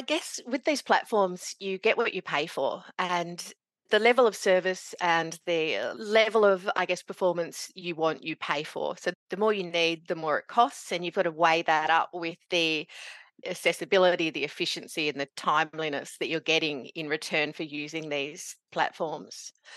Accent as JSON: {"language": "English", "town": "Meekatharra", "region": "Western Australia", "country": "Australia", "tie": "born or raised there", "also_born_or_lived": "Kalgoorlie, Australia", "moved": "yes", "lives_now": "northeast Victoria, Australia", "said": "growing up in Meekatharra in central WA, and I did my university in Kalgoorlie"}